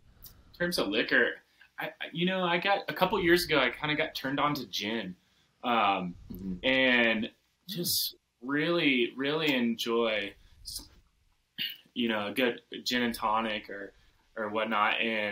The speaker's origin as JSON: {"language": "English", "town": "Memphis", "region": "Tennessee", "country": "United States", "tie": "born or raised there", "moved": "yes", "lives_now": "Colorado, United States", "said": "We're way up in the mountains, so Memphis is actually my hometown. So born and raised."}